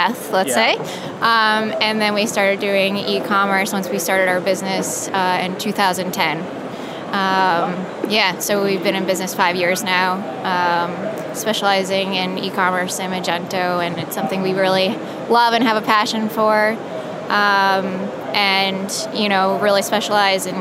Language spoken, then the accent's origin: English; Tivoli, New York, United States; I am from New York, native New Yorker, upstate New York, Tivoli